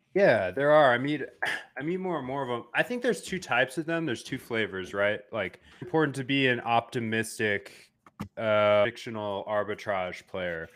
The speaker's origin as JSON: {"language": "English", "country": "United States", "said": "being American citizen"}